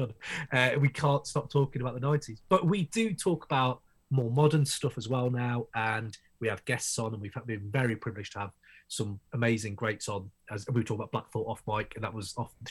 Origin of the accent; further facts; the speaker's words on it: United Kingdom; I run the Crate 808 podcast from the UK, obviously, from my accent, you can tell